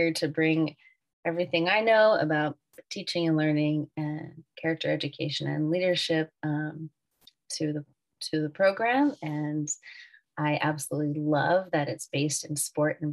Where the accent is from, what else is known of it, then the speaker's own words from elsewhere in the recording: Wilmington, Delaware, United States; moved away; also born or lived in Brooklyn; I'm originally from Wilmington, Delaware. So this is coming back home for me.